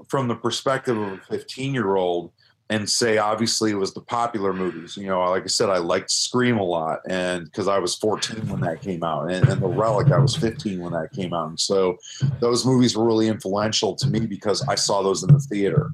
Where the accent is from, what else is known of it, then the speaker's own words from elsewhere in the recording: Chicagoland area, Illinois, United States; the Chicagoland area, yeah. I've never actually lived in the city. I've always been in the suburbs